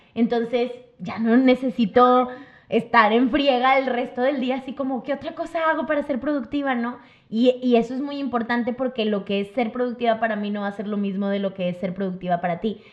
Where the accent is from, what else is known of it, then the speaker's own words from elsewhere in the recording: Mexico; somos como mexicanos para todos